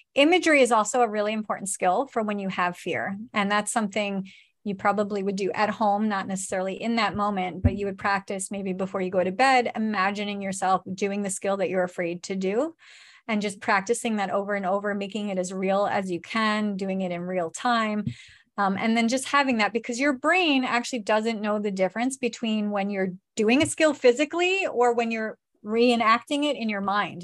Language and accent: English; New York, United States; we're from New York.